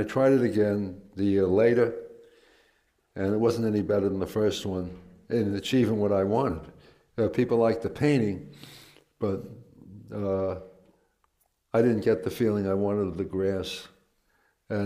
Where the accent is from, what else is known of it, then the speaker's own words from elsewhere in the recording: New York City, New York, United States; I grew up in Queens